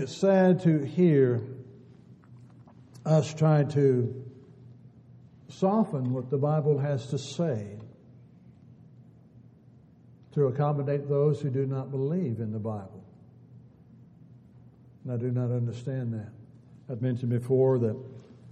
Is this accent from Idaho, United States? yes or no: no; California, United States; Growing up in California and being very close to both the ocean and the redwood trees